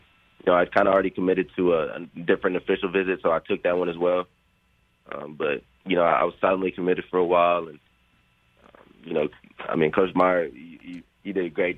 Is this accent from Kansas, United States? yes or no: no; Columbus, Ohio, United States; moved away; also born or lived in Chicago, Illinois / Austin, Texas; I was actually born in Chicago, but I grew up in Columbus